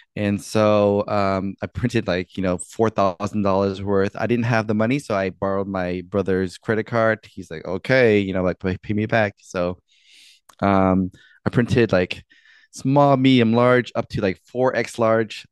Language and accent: English; D.C., Maryland, East Coast, United States; I'm from the East Coast, like the D.C., Maryland, Virginia area.